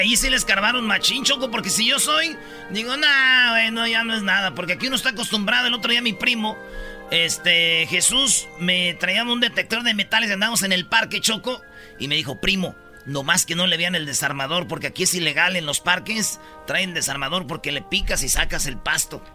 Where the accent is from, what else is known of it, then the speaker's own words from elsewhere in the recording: Michoacán, Mexico; moved away; yo soy de Michoacán